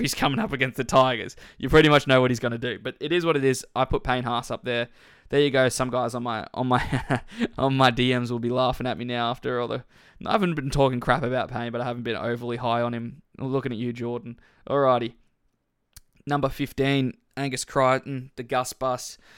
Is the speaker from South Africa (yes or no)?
no; Queensland, Australia; as a Queenslander